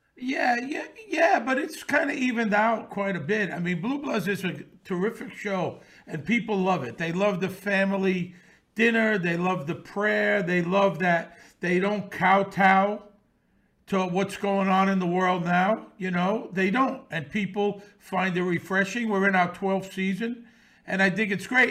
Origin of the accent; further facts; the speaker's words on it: New York City, New York, United States; I grew up around this in Bensonhurst in the sixties and seventies